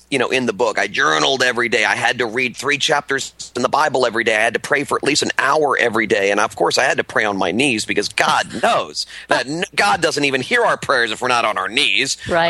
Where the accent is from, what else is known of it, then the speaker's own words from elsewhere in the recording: Miami, Florida, United States; growing up in South Florida, in the Miami area